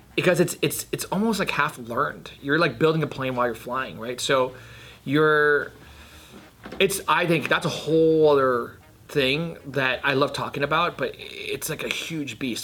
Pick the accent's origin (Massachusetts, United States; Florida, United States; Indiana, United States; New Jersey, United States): New Jersey, United States; I grew up in Jersey